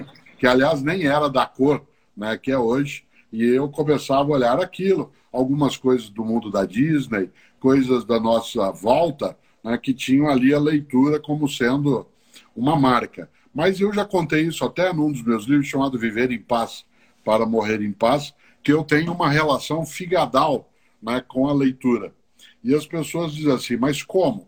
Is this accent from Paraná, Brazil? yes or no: yes; Londrina, Paraná, Brazil; accent: caipira; now in São Paulo, Brazil; na cidade de Londrina, onde eu nasci. Eu moro na capital paulista há mais de 50 anos